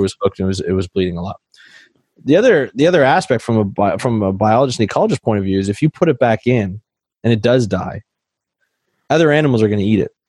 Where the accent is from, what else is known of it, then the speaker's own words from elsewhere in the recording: Canada; I'm Canadian